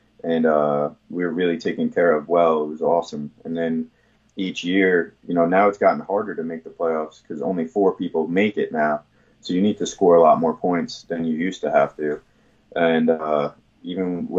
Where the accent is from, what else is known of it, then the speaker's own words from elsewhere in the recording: New York, United States; I'm from New York